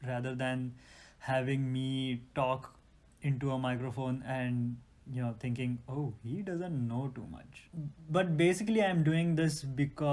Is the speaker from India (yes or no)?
yes; Dombivli, Maharashtra, India; moved away as an adult; now in United States; the place where we grew up